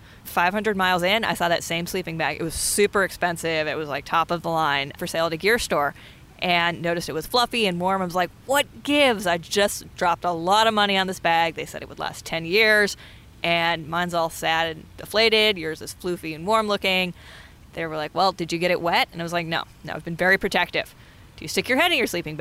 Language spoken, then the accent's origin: English; Sacramento, California, United States; I grew up in Sacramento.